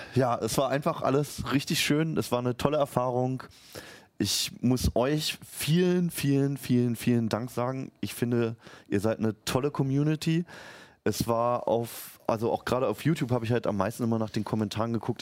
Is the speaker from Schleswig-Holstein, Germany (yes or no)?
no; Berlin, Germany; born or raised there; moved away as an adult; now in Hannover, Germany